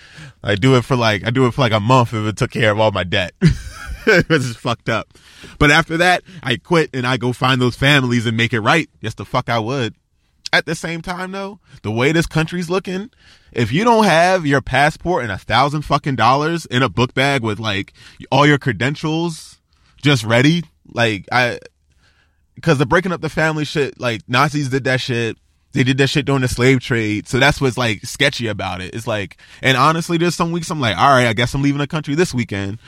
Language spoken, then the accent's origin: English; Baltimore, Maryland, United States; now in Los Angeles area, United States; I'm from Baltimore